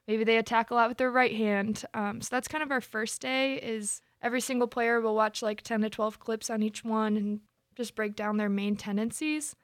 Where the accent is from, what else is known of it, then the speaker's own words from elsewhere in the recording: DeWitt, Michigan, United States; I'm from DeWitt, Michigan.